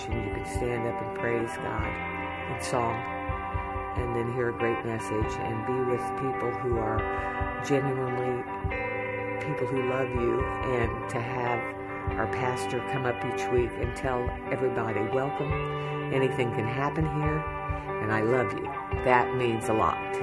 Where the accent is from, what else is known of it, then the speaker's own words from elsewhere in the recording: Rushville, Indiana, United States; I'm from Rushville, Indiana.